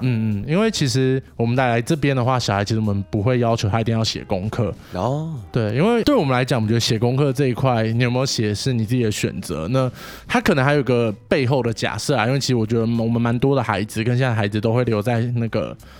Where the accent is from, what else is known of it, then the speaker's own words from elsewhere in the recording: Taipei, Taiwan; 我来，我来，哎，两三岁之后就搬到万华来了